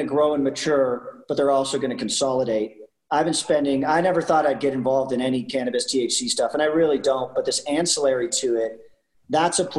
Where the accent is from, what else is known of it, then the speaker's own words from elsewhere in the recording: Canada; I'm Canadian